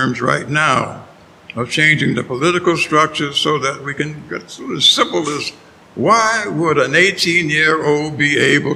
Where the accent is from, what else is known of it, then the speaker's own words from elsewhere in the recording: New York City, New York, United States; moved away as an adult; also born or lived in Nashville, Tennessee; now in Miami, United States; I grew up, I was born in New York City